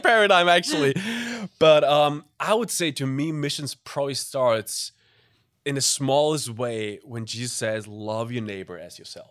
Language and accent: English; Germany; English is a second language; moved away as an adult; also born or lived in Middle East; I'm from Germany originally, grew up in Germany